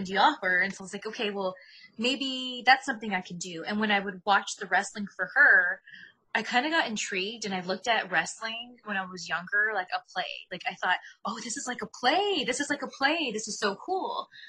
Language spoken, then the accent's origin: English; Ontario, California, United States; I grew up in Ontario, California, and that's about 40 miles east of Los Angeles